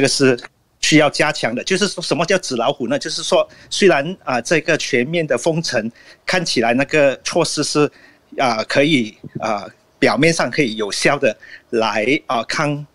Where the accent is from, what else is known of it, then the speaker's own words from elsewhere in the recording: Malaysia; 因为马来西亚的情况是这样，我们有不同的种族，比如我是华裔